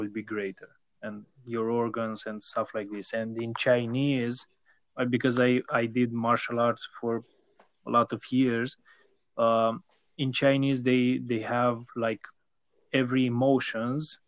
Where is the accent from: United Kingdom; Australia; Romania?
Romania; also born or lived in Bucharest; I am from Romania